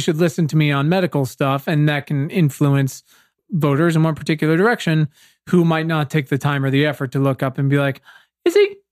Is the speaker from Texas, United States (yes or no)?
no; Virginia, United States; I'm from Virginia